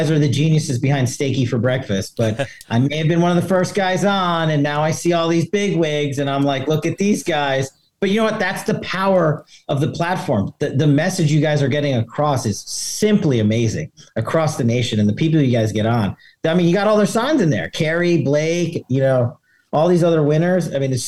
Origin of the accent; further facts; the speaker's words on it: Queens, New York, United States; I was born and raised there. I mean, I joke with, Mr. Trump that Kings comes from Queens because he and I are both from Queens. Now we're from opposite sides of Queens.